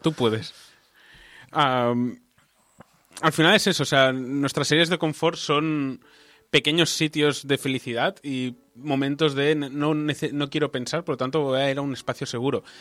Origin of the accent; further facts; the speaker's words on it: Balearic Islands, Spain; now in Barcelona, Spain; yo me crié en las Baleares y me mudé a Barcelona y Barcelona se ha convertido en mi hogar